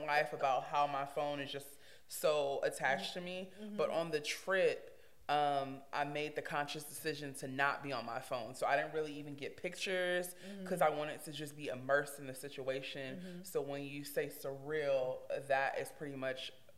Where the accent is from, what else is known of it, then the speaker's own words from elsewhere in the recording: Compton, California, United States; I was born and raised in Los Angeles, Compton, California